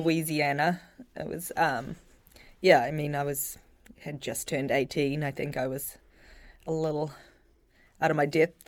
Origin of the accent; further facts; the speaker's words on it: Auckland, New Zealand; now in Providence, United States; Grew up in Auckland, New Zealand.